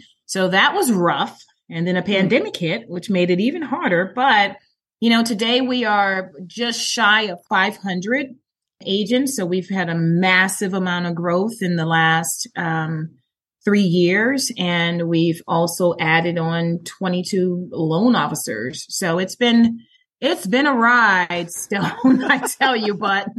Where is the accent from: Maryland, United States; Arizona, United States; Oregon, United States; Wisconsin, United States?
Maryland, United States; also born or lived in Atlanta; I'm originally from Maryland, but then we migrated on down to Atlanta to help my parents help start up the Georgia Lottery back in 94.